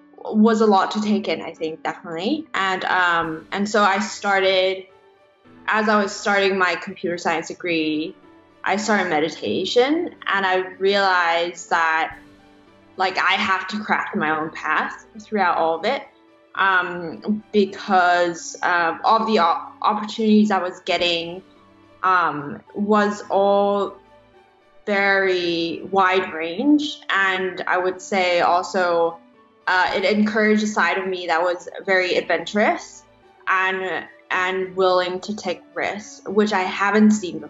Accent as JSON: {"language": "English", "country": "Hong Kong", "moved": "as an adult", "lives_now": "United States", "said": "I'm from Hong Kong originally, so Chinese parents"}